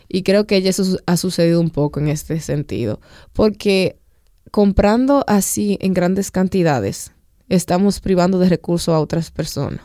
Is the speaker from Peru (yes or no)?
no; Dominican Republic; como pueblo dominicano